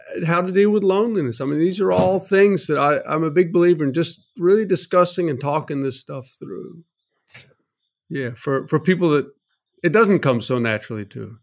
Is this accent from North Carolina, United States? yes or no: yes; North Carolina, United States; I grew up in North Carolina, went to N C State University